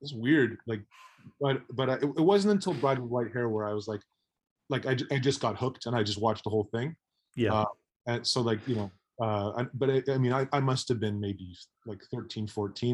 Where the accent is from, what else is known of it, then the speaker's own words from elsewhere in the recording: Mississauga, Ontario, Canada; I grew up in Mississauga, which is outside of Toronto.